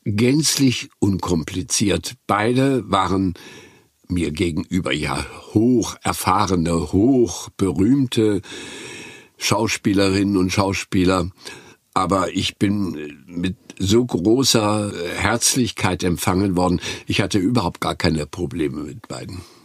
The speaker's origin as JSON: {"language": "German", "town": "Güstrow", "region": "Mecklenburg-Vorpommern", "country": "Germany", "tie": "born or raised there"}